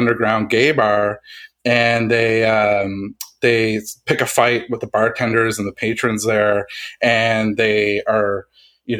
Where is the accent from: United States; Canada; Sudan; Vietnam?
Canada; Halifax, Nova Scotia; also born or lived in Dartmouth, Nova Scotia; I'm from Halifax, Nova Scotia